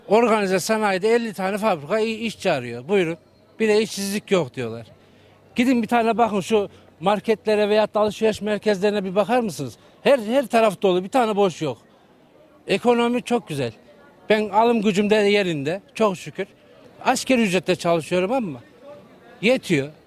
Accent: Turkey; Bizim ben de Türk'üm elhamdülillah

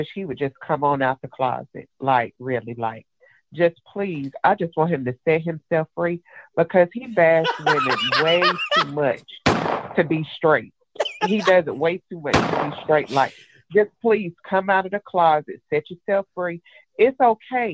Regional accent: Jacksonville, Alabama, United States; I'm from Jacksonville, Alabama

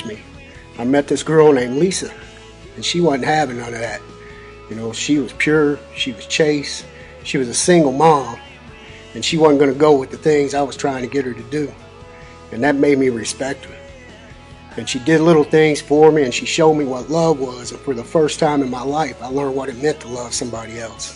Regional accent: Louisville, Kentucky, United States; I grew up in Louisville in the West End, about two blocks from 22nd Street

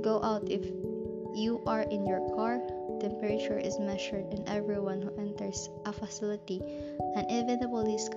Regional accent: Philippines; we Filipinos

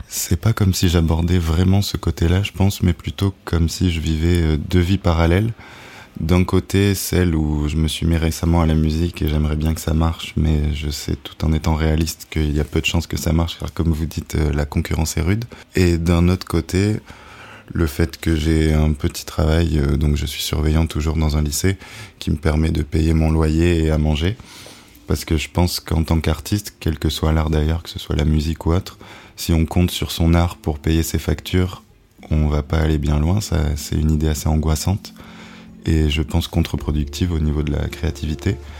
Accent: Nice, Provence-Alpes-Côte d'Azur, France; moved away as an adult; also born or lived in Australia; now in Paris, France; alors je viens de Nice, dans le sud de la France

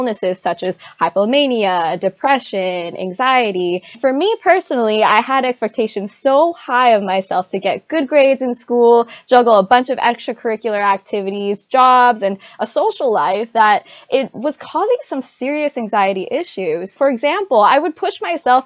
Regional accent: San Diego, California, United States; I'm from San Diego, California.

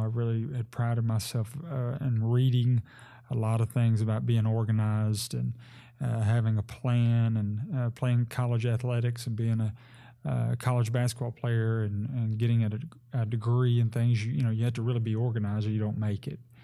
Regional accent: Sebree, Kentucky, United States; moved away as an adult; now in Henderson, United States; I grew up in Sebree and was, uh, a lifelong member of Sebree First Baptist Church

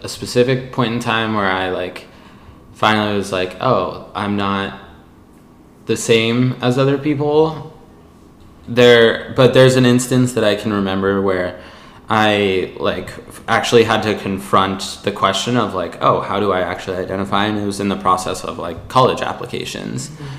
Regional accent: California, United States; I'm just a Californian.

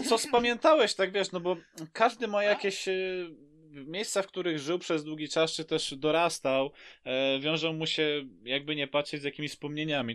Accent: Lublin, Lublin Voivodeship, Poland; also born or lived in Bychawa / Wola Gałęzowska; wcześniej mieszkałem w takiej małej wsi Wola Gałęzowska koło Bychawy, bo w Bychawie się urodziłem

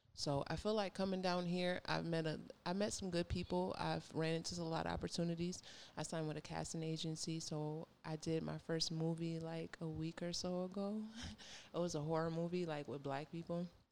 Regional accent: Minnesota, United States; moved away as an adult; now in Georgia, United States; I moved from, I'm from Minnesota

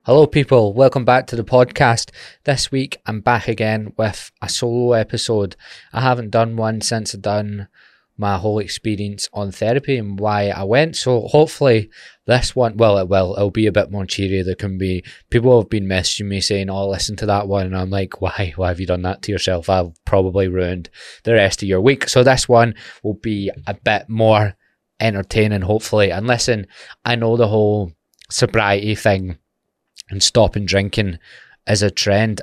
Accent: Glasgow, Scotland, United Kingdom; being from Glasgow

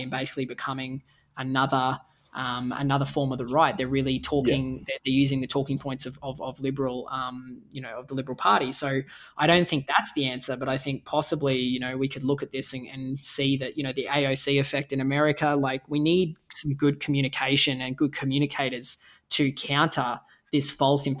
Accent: Australia; as an Australian

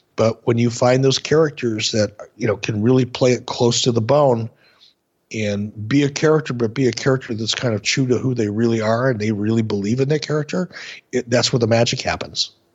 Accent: Minneapolis, Minnesota, United States; When I was a, a young kid growing up in Minneapolis, in my my mid teens, late teens

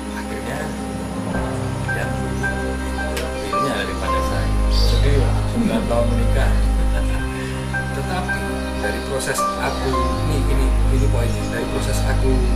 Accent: Yogyakarta, Special Region of Yogyakarta, Indonesia; moved away as an adult; now in Jakarta, Indonesia; di 2019 aku memutuskan untuk meninggalkan kotaku Jogja

